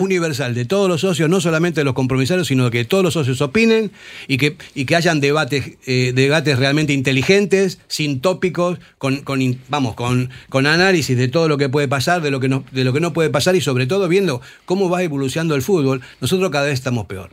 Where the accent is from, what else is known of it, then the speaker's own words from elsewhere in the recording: Argentina; also born or lived in Basque Country; now in Spain; Yo llevo 44 años aquí, soy argentino, a mucha onda honra, pero me siento vasco